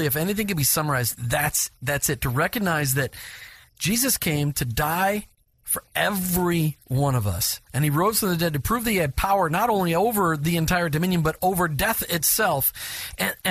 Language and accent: English; Minnesota, United States; I grew up in Minnesota